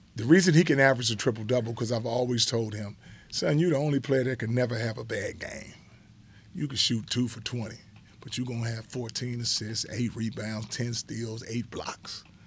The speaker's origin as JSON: {"language": "English", "town": "Los Angeles", "region": "California", "country": "United States", "tie": "born or raised there", "said": "when you grow up in the hood"}